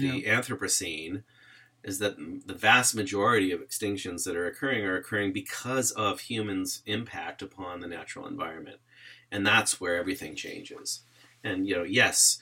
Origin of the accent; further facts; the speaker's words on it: United States; I grew up in the United States